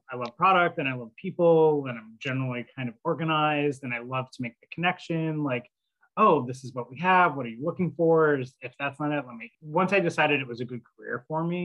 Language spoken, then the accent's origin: English; Buffalo, New York, United States; Buffalo, went to college in Alfred. I, I have a degree in horticulture.